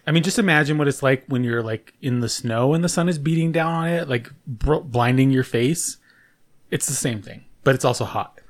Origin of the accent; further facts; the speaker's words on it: Socorro, New Mexico, United States; we grew up in Socorro